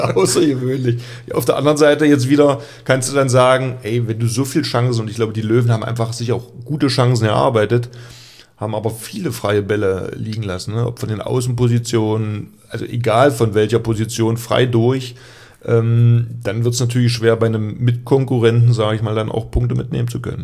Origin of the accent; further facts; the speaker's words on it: eastern Germany, Germany; ich komme nur aus dem Osten